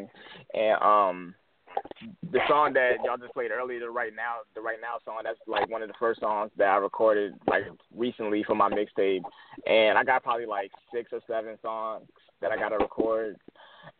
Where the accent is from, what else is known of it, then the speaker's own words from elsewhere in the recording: Henrico, Virginia, United States; I grew up out in Henrico. I went to Hermitage